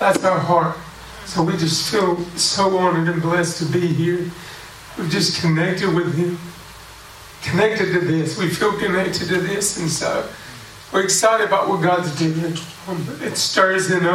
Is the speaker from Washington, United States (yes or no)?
no; Alabama, United States; accent: country; moved away as an adult; now in Mozambique; I'm from Alabama. We speak a little country down there